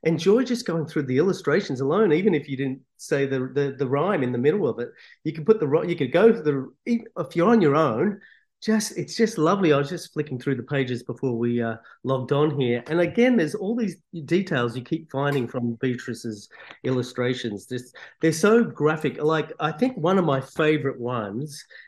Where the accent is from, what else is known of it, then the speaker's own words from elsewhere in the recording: Australia; My Italian's okay, but I call it like kitchen Italian growing up in Australia because my parents spoke Italian and so did my grandparents